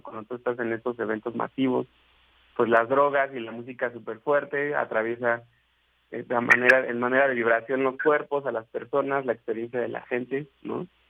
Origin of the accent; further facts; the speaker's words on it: Ecatepec de Morelos, State of Mexico, Mexico; se conoce como el Catepec de Morelos. es lugar de donde yo vengo